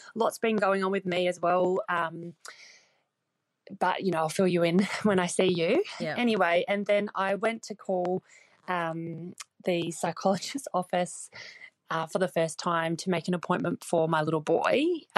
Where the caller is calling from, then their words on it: New Zealand; I'm calling from New Zealand.